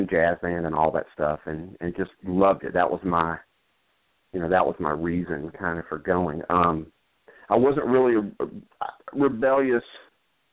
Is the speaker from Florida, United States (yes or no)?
no; Macon, Georgia, United States; also born or lived in Asheville, North Carolina; now in Washington, D.C., United States; I was born in Asheville, North Carolina, and we moved to Macon, Georgia when I was pretty young, probably, I guess, five-ish, somewhere right around in there. And I grew up in Macon